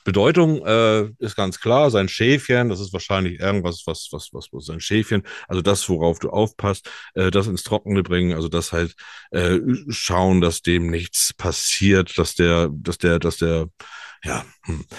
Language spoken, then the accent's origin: German; Germany; bei uns in Deutschland